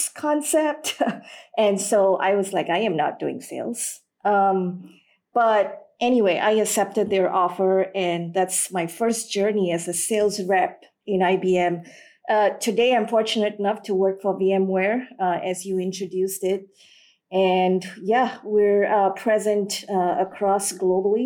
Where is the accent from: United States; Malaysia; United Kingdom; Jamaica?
Malaysia; also born or lived in Singapore / Sri Lanka; Born in Singapore, raised in Malaysia, and fourth generation Sri Lankan. So back when I was growing up in Malaysia